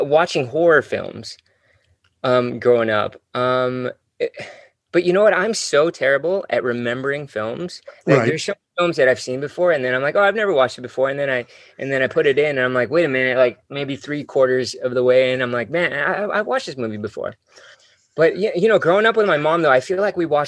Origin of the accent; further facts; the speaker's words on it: Hacienda Heights, California, United States; I grew up in Hacienda Heights. It's sort of east from LA, about maybe about 50 minutes east